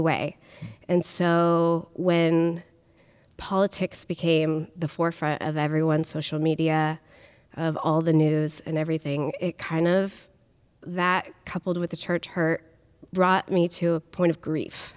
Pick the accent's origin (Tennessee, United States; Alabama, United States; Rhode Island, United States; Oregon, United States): Oregon, United States; Portland; I grew up in the Portland area in K N B